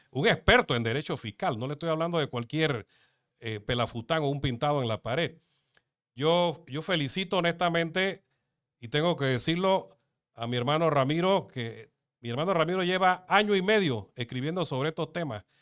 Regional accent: Panama; mi pueblo, de mi país

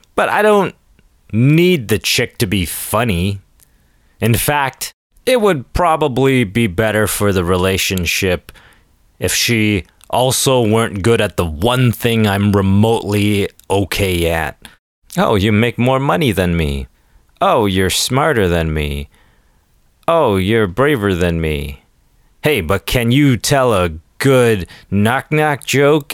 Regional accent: Toronto, Ontario, Canada

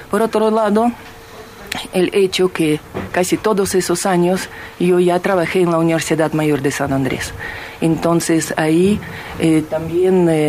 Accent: Ukraine; Spanish is a second language; now in Bolivia; yo soy de una parte de Ucrania eh, donde la mayoría de la población es rusa, y yo étnicamente soy rusa. Y lastimosamente mm, mi región ahora está en el estado de guerra porque esa región se ha separado de Ucrania, es ahora república independiente.

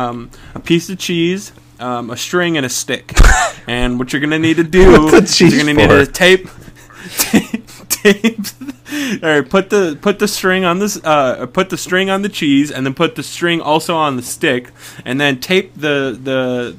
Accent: Wisconsin, United States; I stayed in my hometown

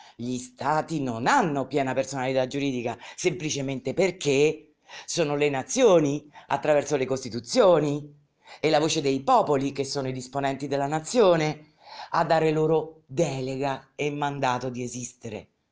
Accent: Rome, Lazio, Italy; nata a Roma quel giorno, in quella clinica, battezzata in quella clinica

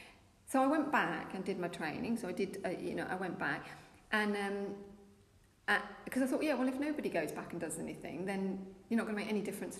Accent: Essex, East of England, United Kingdom; now in Norfolk, United Kingdom; I was originally from Essex, but I've lived in Norfolk for a long time now

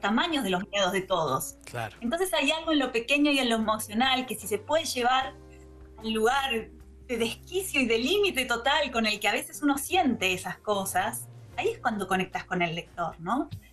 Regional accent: Argentina; now in Berlin, Germany; soy la primera argentina que se lo gana

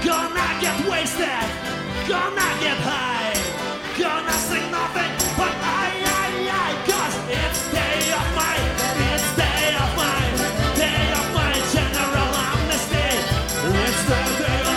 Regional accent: Ukraine; I'm from Ukraine

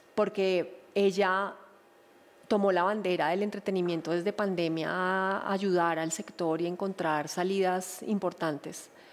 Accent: Colombia; todos somos colombianos

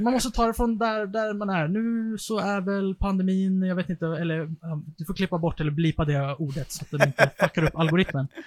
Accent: Stockholm, Stockholm County, Sweden; där jag är uppvuxen

